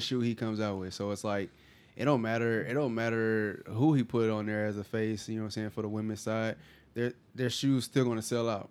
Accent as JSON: {"language": "English", "region": "California", "country": "United States", "moved": "yes", "lives_now": "Houston, United States", "said": "I'm from Cali"}